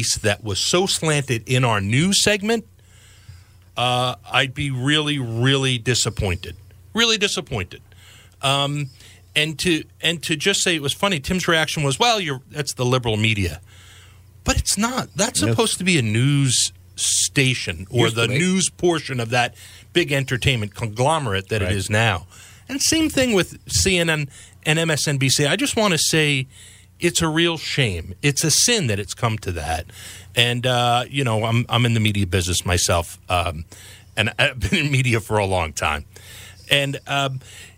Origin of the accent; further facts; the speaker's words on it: the New York area, United States; moved away; I grew up in the New York area